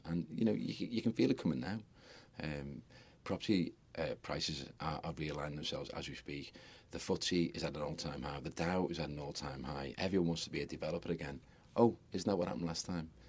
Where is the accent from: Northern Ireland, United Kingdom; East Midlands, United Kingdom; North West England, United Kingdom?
North West England, United Kingdom; Liverpool; I'm a Scouser, and I, lo- I absolutely adore my city